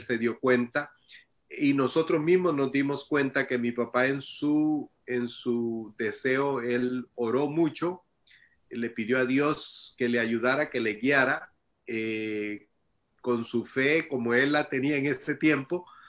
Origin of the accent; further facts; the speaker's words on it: El Salvador; moved away; also born or lived in Costa Rica / United States; yo nací en El Salvador y, a temprana edad de, yo salí del Salvador